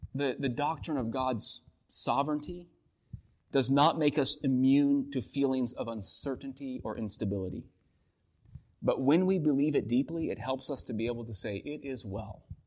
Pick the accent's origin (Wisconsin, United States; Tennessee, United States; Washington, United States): Washington, United States; moved away; Washington State, my home state